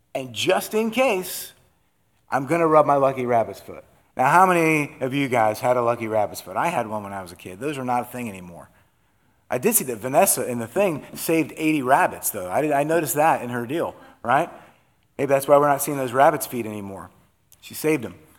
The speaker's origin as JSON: {"language": "English", "region": "Iowa", "country": "United States", "tie": "born or raised there", "also_born_or_lived": "North Dakota", "said": "I was born in North Dakota. We were from Iowa"}